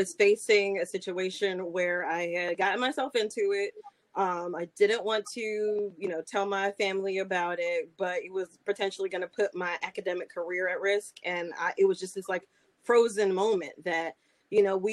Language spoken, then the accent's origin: English; Baltimore, Maryland, United States; moved away as an adult; now in Charlotte, United States; I'm from Baltimore